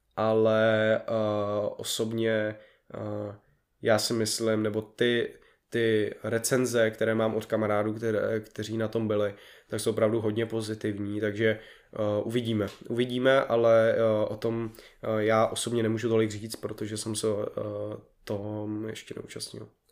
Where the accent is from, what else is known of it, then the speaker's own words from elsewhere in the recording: Prague, Czechia; já jsem z Prahy